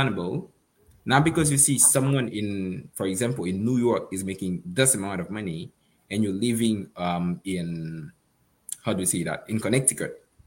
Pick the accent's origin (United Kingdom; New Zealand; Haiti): Haiti; moved away; I'm from Haiti.